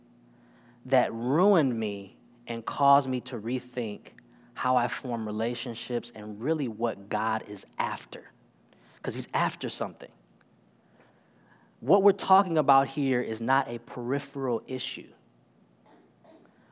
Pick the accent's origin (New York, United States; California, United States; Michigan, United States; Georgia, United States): Michigan, United States; Detroit; moved away; I'm originally from Detroit, Michigan.